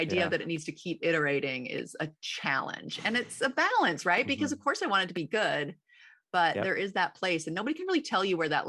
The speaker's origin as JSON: {"language": "English", "area": "Ames", "region": "Iowa", "country": "United States", "tie": "born or raised there", "moved": "yes", "said": "You're in my old hometown. Well, right outside."}